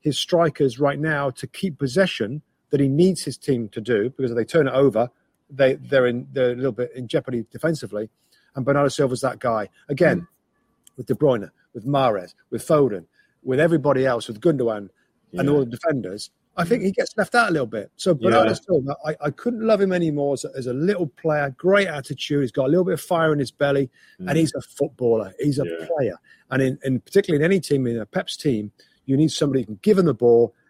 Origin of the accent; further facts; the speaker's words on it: England, United Kingdom; I'm English and I love our national team in England